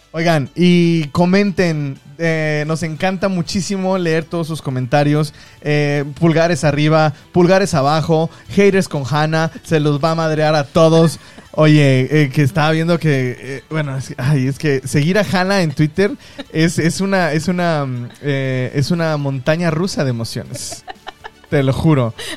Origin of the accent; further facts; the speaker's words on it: Mexico; also born or lived in Guangdong, China; now in China; soy mexicano.